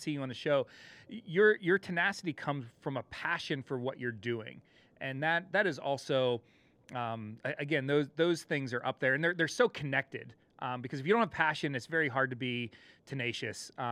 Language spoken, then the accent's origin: English; Pennsylvania, United States; Pennsylvania out to my home state here